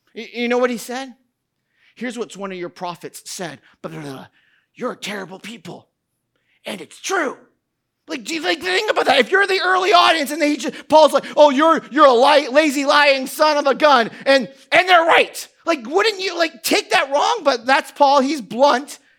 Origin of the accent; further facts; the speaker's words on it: New Hampshire, United States; moved away; I grew up in New Hampshire. Uh, I grew up outside of Boston.